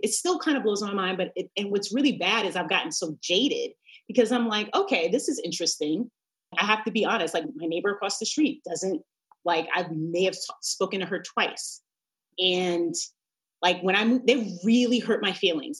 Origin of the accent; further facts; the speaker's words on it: New York, United States; moved away as an adult; also born or lived in Montclair, New Jersey; now in Los Angeles, United States; I'm from New York